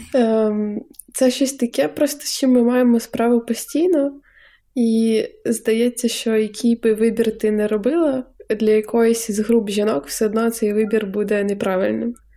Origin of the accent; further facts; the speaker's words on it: Zhytomyr, Zhytomyr Oblast, Ukraine; now in Ivano-Frankivsk, Ukraine; ми живемо в Франківську і познайомились в Франківську, але я з Житомира